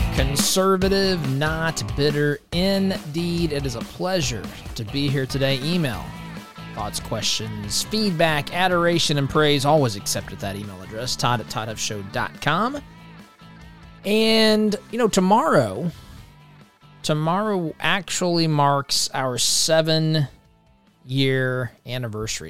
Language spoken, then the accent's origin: English; Indiana, United States; the state of Indiana, my home state